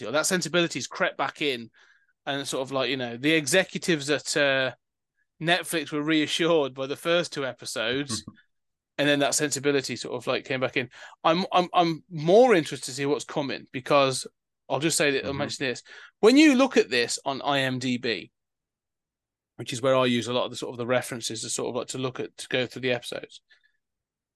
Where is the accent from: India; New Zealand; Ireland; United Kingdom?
United Kingdom